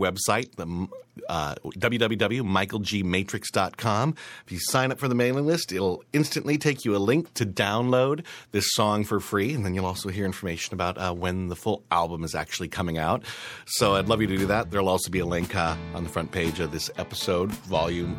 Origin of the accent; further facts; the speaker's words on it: Great Falls, Montana, United States; now in New York, United States; I'm heading back to my hometown, Great Falls, Montana